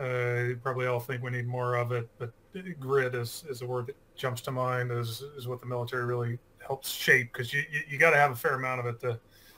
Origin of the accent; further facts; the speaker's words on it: Oregon, United States; also born or lived in New York / Northeast US; now in Houston, United States; I am what they call a Texan by marriage. And so I actually grew up on the West Coast, so I grew up in Oregon and bounced around, went to school in New York, was in the Army for 5 years, went back to school in the Northeast, and we're in Texas.